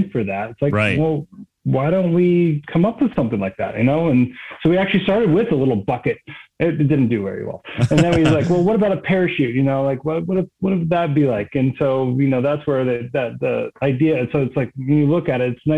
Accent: East Coast, just north of DC, Maryland, United States; moved away as an adult; I grew up on the East Coast, just north of DC

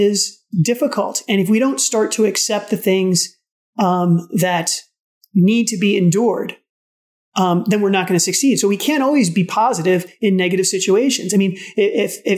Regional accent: New York City, New York, United States; I'm from the Bronx

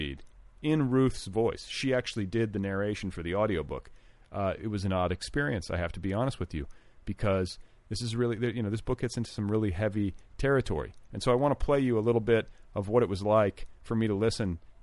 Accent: Indiana, United States; moved away; also born or lived in Wisconsin; I'm from the Midwest. I'm from Wisconsin and Indiana. Indiana in particular, with its sort of southern bent.

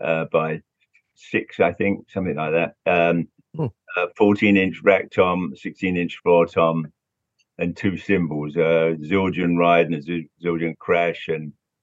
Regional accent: London, United Kingdom; Yeah, it was a great time growing up in London, seeing all those bands.

